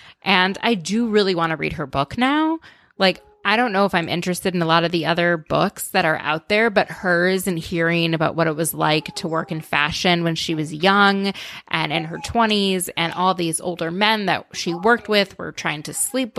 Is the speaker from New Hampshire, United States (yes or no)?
no; Minnesota, United States; I grew up in Minnesota.